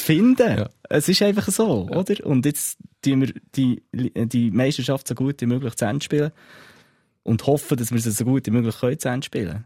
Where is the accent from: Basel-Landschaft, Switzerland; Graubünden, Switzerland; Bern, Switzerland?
Bern, Switzerland; Bernese Oberland, Switzerland; bei uns im Berner Oberland